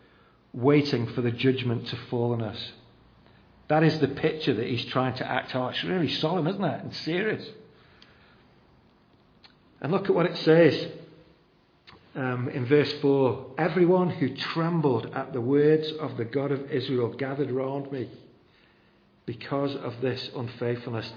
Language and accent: English; United Kingdom; we're just very reserved as British people